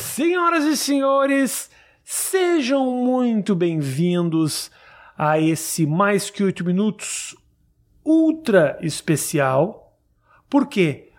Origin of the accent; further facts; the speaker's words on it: Porto Alegre, Rio Grande do Sul, Brazil; also born or lived in São Paulo; now in New York, United States; eu nasci em Porto Alegre, né? E a gente usa arredar.